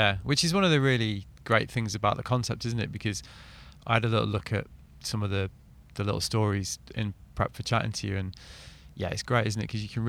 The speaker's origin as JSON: {"language": "English", "town": "Manchester", "region": "North West England", "country": "United Kingdom", "tie": "born or raised there", "said": "my hometown."}